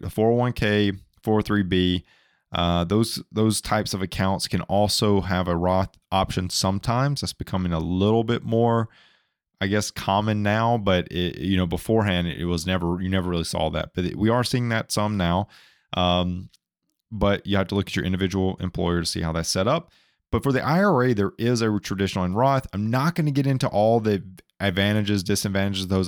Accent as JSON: {"language": "English", "region": "Alabama", "country": "United States", "moved": "yes", "said": "I'm from Alabama originally"}